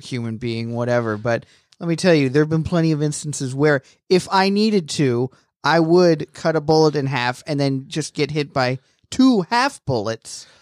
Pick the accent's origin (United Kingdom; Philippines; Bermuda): United Kingdom; moved away; I am British